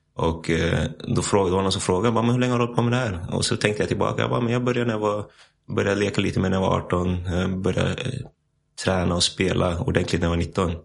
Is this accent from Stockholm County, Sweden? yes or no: yes; Stockholm, Stockholm County, Sweden; moved away as an adult; also born or lived in United States / Iceland / Nässjö; now in Spain; jag växte upp i Hässelby